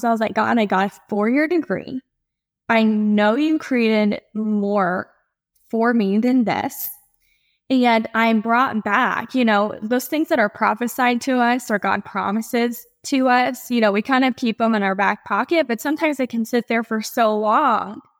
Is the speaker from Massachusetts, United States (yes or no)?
no; Ohio, United States; moved away as an adult; now in Charleston, United States; I'm originally from Ohio, and there's no beach there.